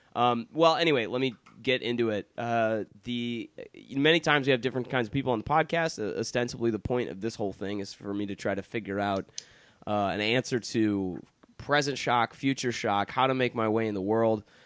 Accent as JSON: {"language": "English", "town": "Detroit", "region": "Michigan", "country": "United States", "tie": "born or raised there", "accent": "American", "said": "I grew up in Detroit, Michigan"}